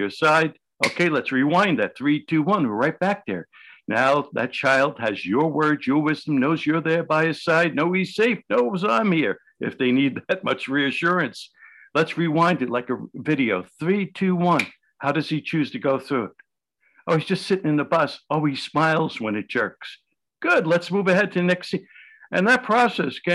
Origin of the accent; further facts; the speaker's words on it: New York City, New York, United States; I grew up in the South Village in New York City